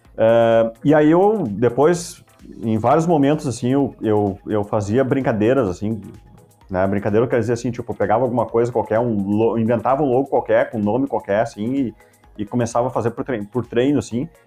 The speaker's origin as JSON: {"language": "Portuguese", "town": "Estância Velha", "region": "Rio Grande do Sul", "country": "Brazil", "tie": "born or raised there", "also_born_or_lived": "Campo Bom", "said": "Eu nasci em Estância Velha, tá? Mas eu, eu vivo em Campo Bom já há muitos anos"}